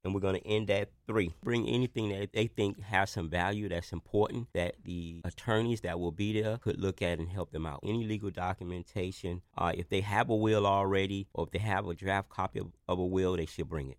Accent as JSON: {"language": "English", "town": "Miami", "region": "Florida", "country": "United States", "tie": "born or raised there", "said": "growing up in Liberty City"}